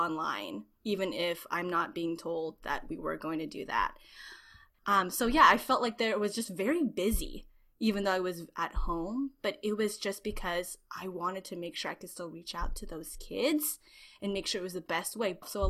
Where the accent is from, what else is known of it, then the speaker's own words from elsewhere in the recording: Philippines; A little bit of a background, I'm Filipino